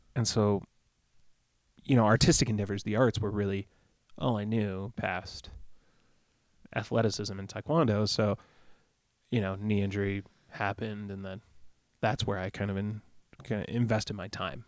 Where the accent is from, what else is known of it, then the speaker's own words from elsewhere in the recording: Rockford, Illinois, United States; moved away; also born or lived in Pecatonica, Illinois; there's an area called Pecatonica where I spent a lot of time growing up